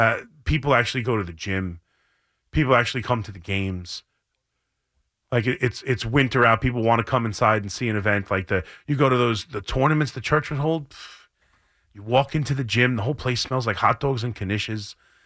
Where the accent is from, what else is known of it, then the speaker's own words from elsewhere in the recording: Long Island, New York, United States; also born or lived in Queens, New York; I moved from Queens to Long Island and played for St. Vincent de Paul.